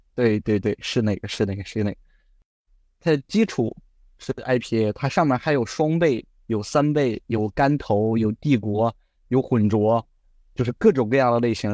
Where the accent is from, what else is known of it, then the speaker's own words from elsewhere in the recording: Shandong, China; 我是山东人